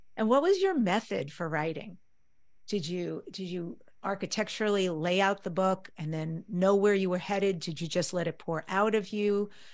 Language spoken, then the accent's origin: English; New York, United States; I grew up in New York, one of the things we did was always go into the city, New York City, to see the theater